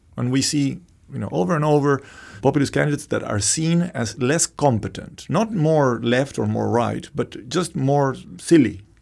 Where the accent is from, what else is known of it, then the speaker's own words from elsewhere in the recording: Argentina; moved away; I, I was born in Argentina